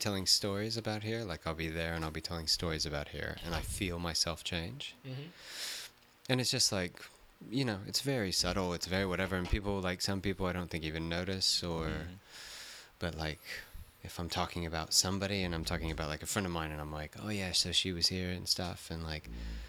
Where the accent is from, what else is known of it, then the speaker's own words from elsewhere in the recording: Texas, United States; now in New Zealand; I'm like, oh, I'm American. I'm from blah blah. I'm from Texas and stuff like that.